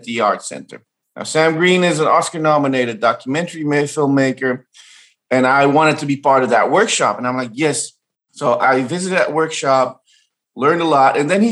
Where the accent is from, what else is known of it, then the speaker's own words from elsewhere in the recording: Amsterdam, North Holland, Netherlands; I grew up in Amsterdam, Iraqi Kurdish, my mom is Bulgarian, and being a third culture kid